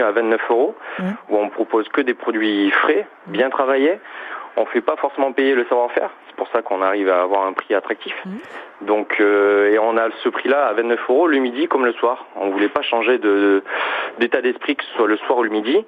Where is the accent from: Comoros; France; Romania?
France; Toulouse, Occitania; moved away; je viens du, de Toulouse